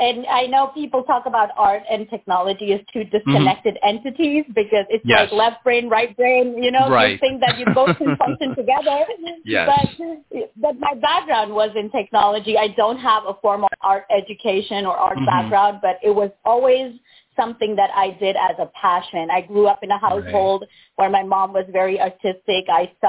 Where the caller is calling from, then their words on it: Pleasanton, California, United States; I am calling from Pleasanton, California.